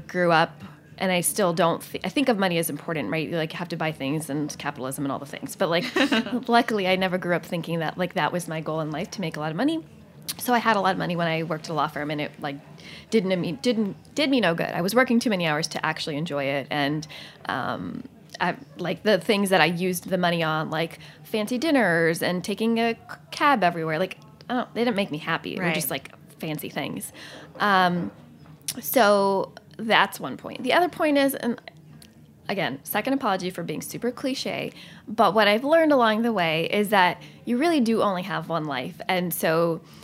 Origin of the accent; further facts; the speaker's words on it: Southern California, United States; now in New York City, United States; I'm from Southern California, not anywhere fancy